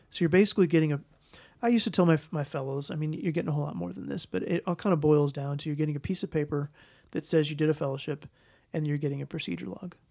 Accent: St. Louis, Missouri, United States; moved away as an adult; also born or lived in Kansas City / Kansas; I was raised in Saint Louis

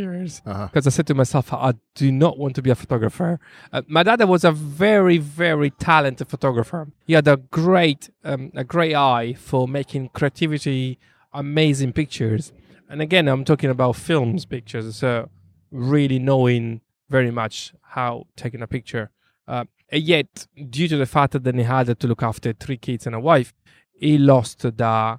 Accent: Sardinia, Italy; accent: Italian; English is a second language; now in London, United Kingdom; I grew up in the island of Sardinia. As a young child, as a young teenager

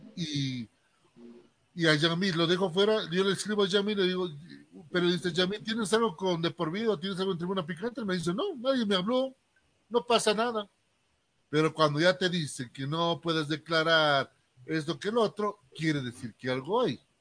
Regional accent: Bolivia; yo como periodista boliviano

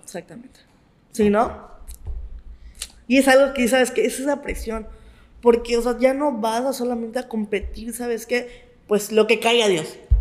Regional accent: Mexico; los mexicanos somos unos chingones

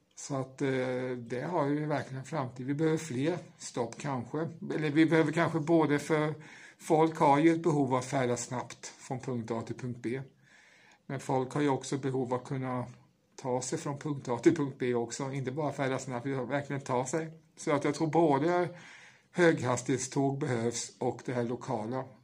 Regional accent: Åfors, Kalmar County, Sweden; jag är ju uppvuxen i Åfors som ligger i Emmaboda kommun

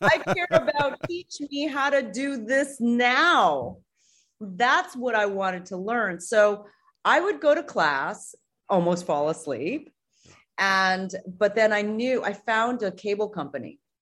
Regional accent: New York City, New York, United States; moved away as an adult; also born or lived in Singapore / Boston; now in Los Angeles, United States; when I was seven, I, I moved to the United States. I, I moved to New York

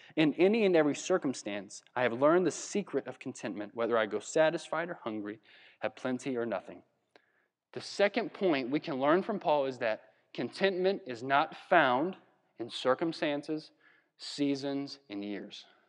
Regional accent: Virginia, United States; we're from Virginia

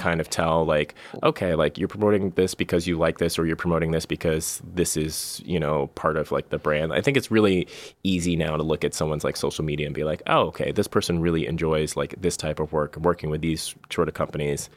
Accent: Bay Area, California, United States; I'm, I'm from the Bay Area originally

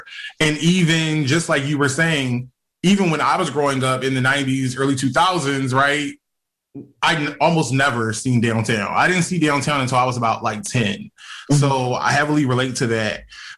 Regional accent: Philadelphia, Pennsylvania, United States; as a Germantown native

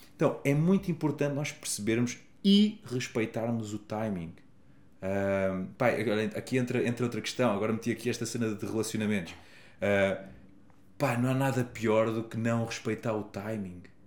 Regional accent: Portugal; Eu sou da Lausanne, a melhor vila do mundo

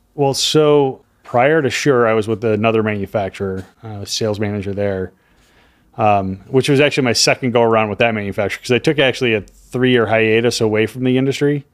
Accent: Chicago, Illinois, United States; moved away as an adult; also born or lived in Miami / Florida; I'm from Chicago.

